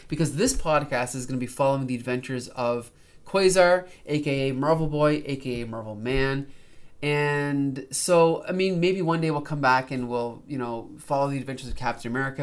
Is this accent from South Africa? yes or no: no; Canada; as a Canadian